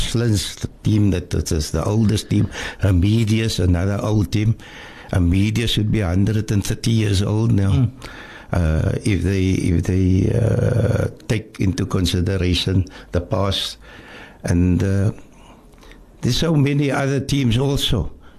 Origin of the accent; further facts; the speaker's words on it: Cape Town, Western Cape, South Africa; growing up in a place called District 6.